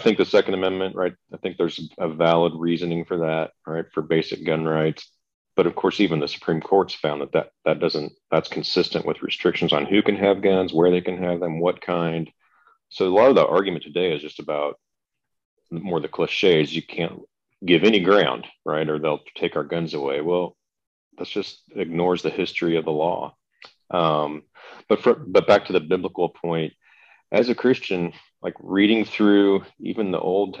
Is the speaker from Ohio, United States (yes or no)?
no; Kansas, United States; I grew up in Kansas, a family where hunting and like going to the gun range